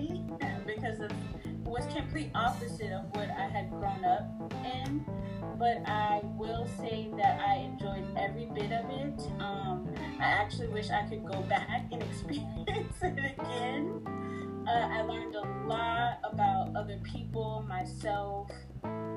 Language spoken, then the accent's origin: English; Katy, Texas, United States; also born or lived in New Orleans, Louisiana; I was born in New Orleans, Louisiana, and my parents moved here to Katy, Texas, where I still currently reside, when I was five